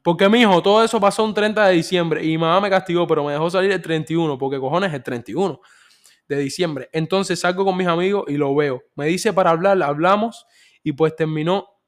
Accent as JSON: {"language": "Spanish", "country": "Cuba", "moved": "yes", "said": "yo como cubano inmigrante"}